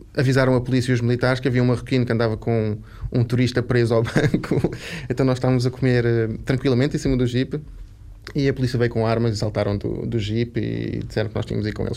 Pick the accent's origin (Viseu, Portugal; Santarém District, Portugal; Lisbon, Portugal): Lisbon, Portugal; also born or lived in Algarve / Évora; sou de Lisboa, nasci em Lisboa, tive a minha infância toda aqui